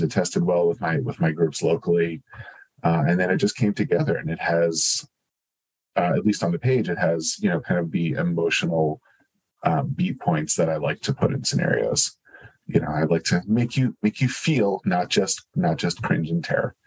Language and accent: English; New Jersey, United States; I grew up in New Jersey